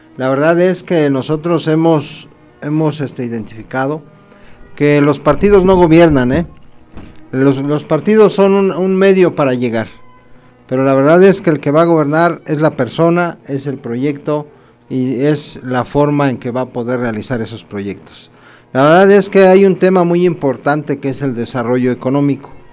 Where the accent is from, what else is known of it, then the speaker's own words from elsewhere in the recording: Acambay, State of Mexico, Mexico; estás aquí en mi pueblo